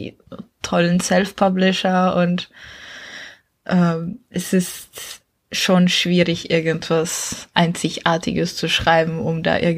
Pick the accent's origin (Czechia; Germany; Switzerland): Czechia; Aus Tschechien.